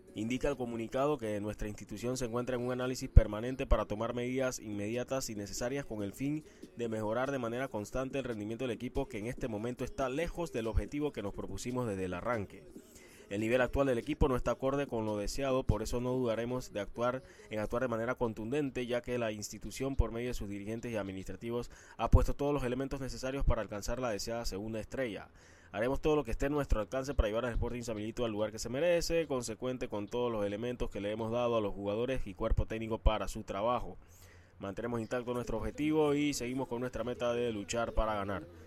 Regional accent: Panama; Somos panameños

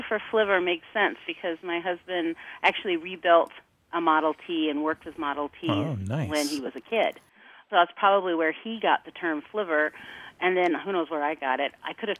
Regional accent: Jamestown, North Dakota, United States; I'm from Jamestown, North Dakota.

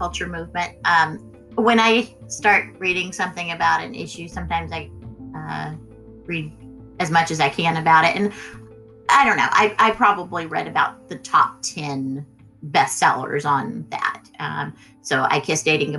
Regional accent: Texas, United States; where we grew up here in Texas

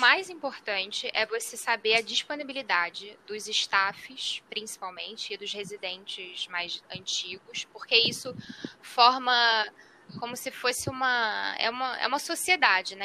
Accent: Rio de Janeiro, Brazil; Eu, como sou do Rio de Janeiro

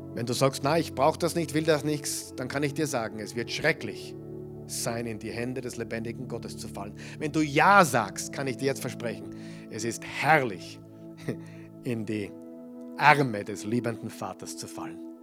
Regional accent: Austria; Bei uns in Österreich

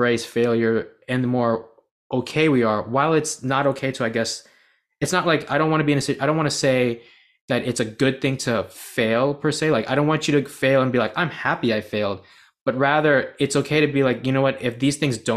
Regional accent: United States; I was born in the United States, but my parents were born in Bangladesh

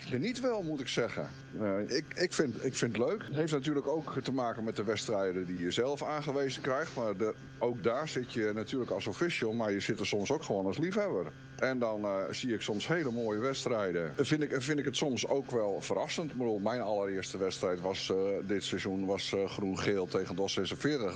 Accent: Friesland, Netherlands; ik kom uiteindelijk uit Friesland

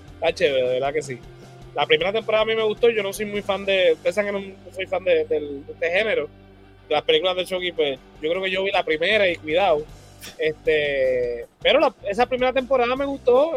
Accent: Puerto Rico; nosotros como puertorriqueños

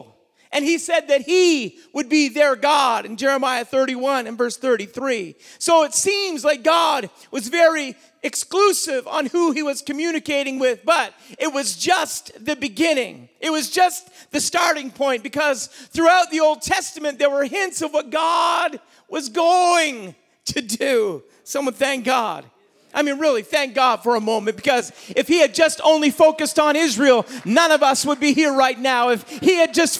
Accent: New Brunswick, Canada; growing up in New Brunswick is that we, for a most part, for a long time, have been a monoculture community

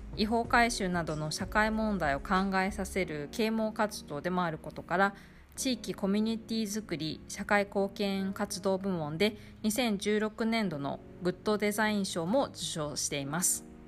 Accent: Okayama, Japan; moved away as an adult; now in Tainan, Taiwan; 私の地元岡山には

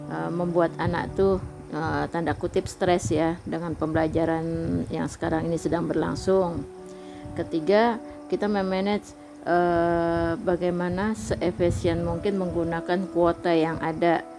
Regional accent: Depok, West Java, Indonesia; moved away as an adult; now in Duri, Indonesia; Ya karena dari kecil memang tinggalnya di Depok Terus pindah ke sini. Terus pindah ke Duri tahun 1999.

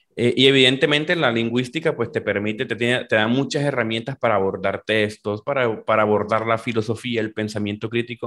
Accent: Valledupar, Cesar, Colombia; yo soy de Valledupar, Colombia. Eh, nací en esta, esta región aquí del norte de Colombia

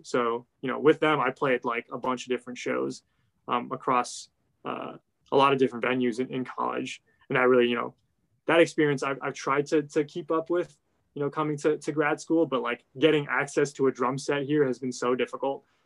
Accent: Ohio, United States; I grew up in Ohio

